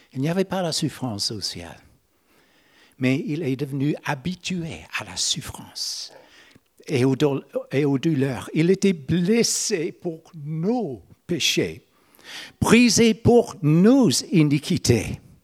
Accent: Northern Ireland, United Kingdom; French is a second language; moved away as an adult; Moi, je suis né en Irlande du Nord. Mais à l'âge de 30 ans, j'ai changé de juridiction. J'ai allé dans la République de l'Irlande

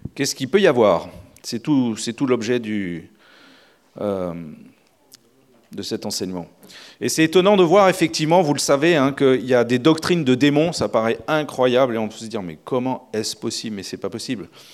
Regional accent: France; On est français

